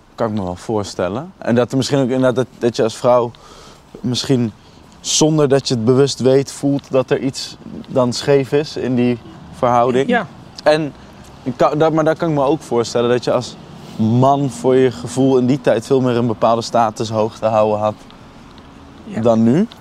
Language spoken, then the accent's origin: Dutch; Nijmegen, Gelderland, Netherlands; Ook geboren en getogen in Nijmegen